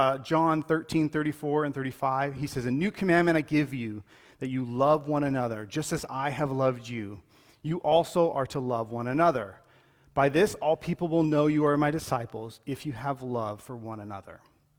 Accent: Colombia; like, when I grew up in Colombia, it was known that if you were a paralytic or if you had some issues, like, your life was just a beggar.

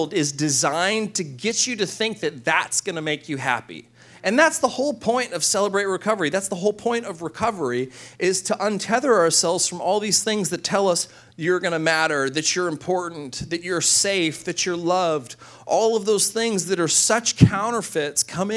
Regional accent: Corpus Christi, Texas, United States; my hometown in Corpus Christi

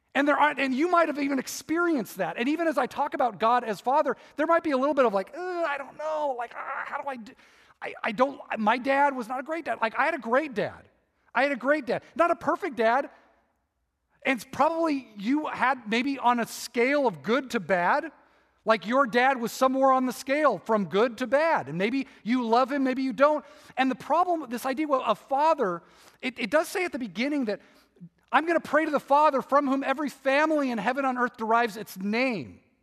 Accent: Irvine, California, United States; I grew up in Irvine, and we moved there in, like, nineteen seventy-four.

